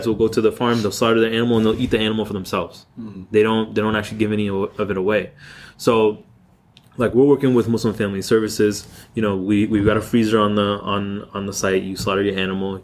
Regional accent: Seattle, Washington, United States; When I was growing up in Seattle, we didn't have any halal stores or anything like that.

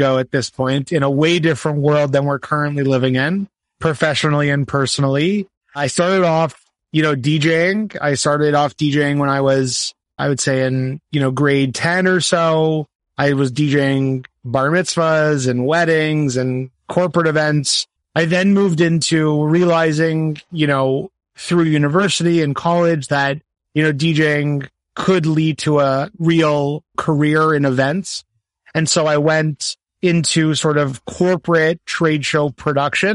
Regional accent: Canada; I'm also a Canadian events professional

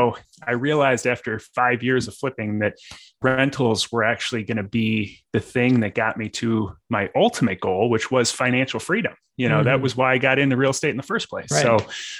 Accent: Illinois, United States; So, I mean, I'm originally from the South suburbs of Chicago

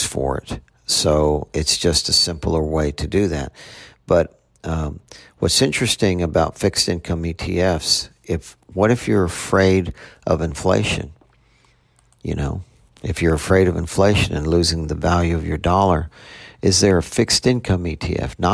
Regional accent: Houston, Texas, United States; moved away; I'm from Houston originally

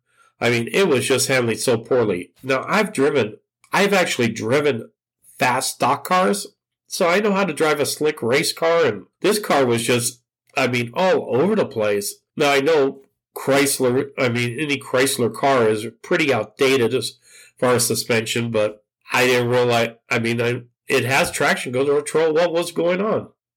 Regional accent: Southern California, United States; moved away; being that I grew up in Southern California

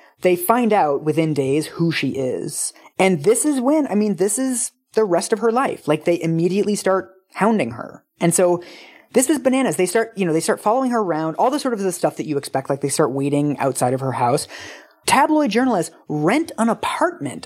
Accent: West Coast, United States; I am from the West Coast.

